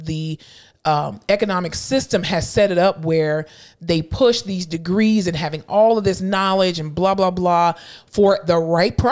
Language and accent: English; South Florida, United States; now in Texas, United States; I am from South Florida